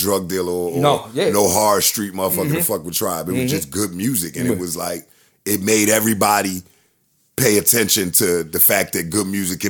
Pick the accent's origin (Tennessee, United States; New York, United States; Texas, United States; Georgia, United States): New York, United States; moved away; because I grew up in New York halfway. I grew up in New York halfway, so I knew understand that mixtape culture.